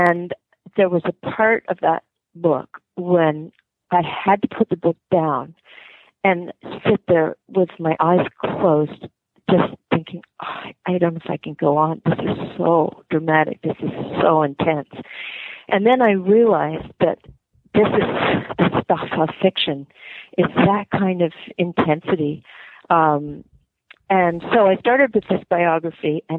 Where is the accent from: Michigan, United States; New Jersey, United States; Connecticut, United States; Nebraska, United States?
Connecticut, United States; I grew up in Connecticut